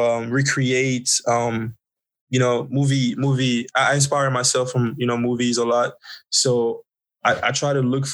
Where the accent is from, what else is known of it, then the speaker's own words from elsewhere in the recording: Côte d’Ivoire; moved away; I'm actually originally from the Ivory Coast, Cote d'Ivoire, West Africa.